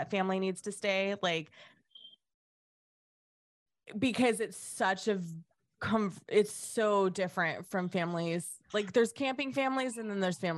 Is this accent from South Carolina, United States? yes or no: no; Modesto, California, United States; I'm from Modesto and everybody does Star Wars